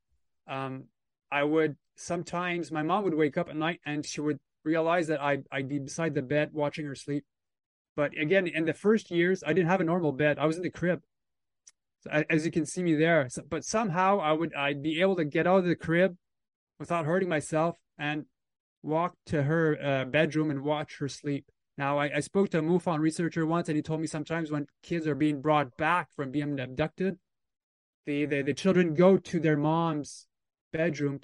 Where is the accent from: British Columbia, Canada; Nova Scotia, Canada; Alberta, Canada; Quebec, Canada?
Quebec, Canada; also born or lived in Temagami, Ontario, Canada; So he moved the whole family moved back to Quebec, Canada in 1984. So I've been in Quebec ever since